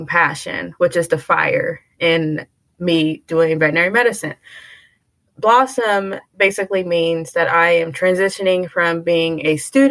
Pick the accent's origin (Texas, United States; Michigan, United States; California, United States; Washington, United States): Texas, United States; Houston; moved away as an adult; also born or lived in New Orleans, Louisiana / Indiana; I was born in New Orleans, Louisiana, but I grew up in Houston, Texas.